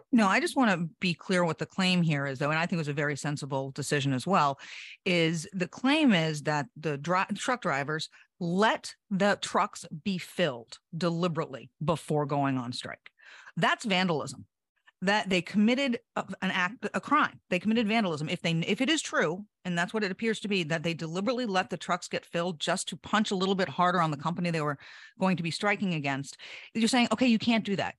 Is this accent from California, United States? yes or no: no; Hampton, New Hampshire, United States; I'm from Hampton, New Hampshire